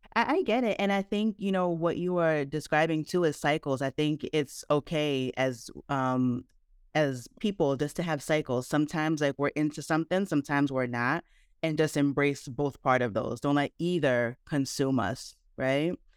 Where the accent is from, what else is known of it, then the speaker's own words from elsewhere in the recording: New Jersey, United States; I was born in the States, so I was born in New Jersey